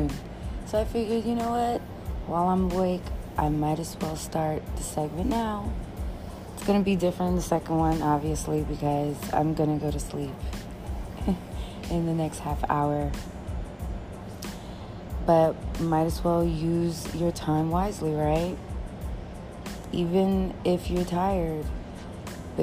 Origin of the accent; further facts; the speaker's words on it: New York, United States; being a New Yorker